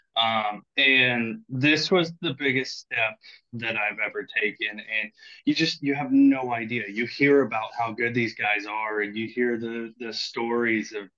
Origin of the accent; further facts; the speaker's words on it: California, United States; I'm from California. We don't have big water like